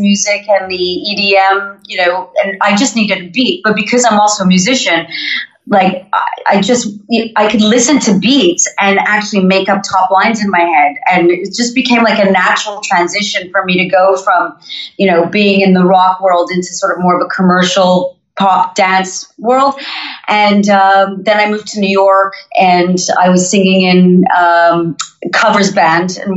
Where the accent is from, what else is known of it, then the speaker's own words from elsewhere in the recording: Montreal, Quebec, Canada; accent: North American; moved away as an adult; now in London, United Kingdom; I'm from Montreal originally. I grew up in the English-speaking part.